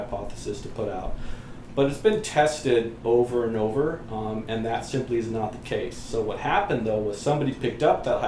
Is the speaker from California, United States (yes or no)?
yes; Bay Area, California, United States; we're from the Bay Area